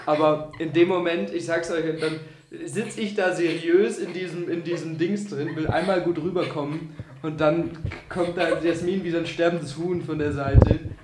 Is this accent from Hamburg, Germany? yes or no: no; Augsburg, Bavaria, Germany; ich komme aus Augsburg